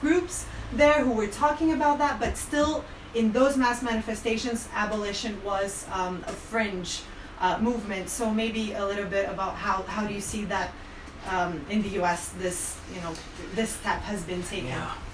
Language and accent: English; Brazil; I'm from Brazil, I'm from an abolitionist collective in Brazil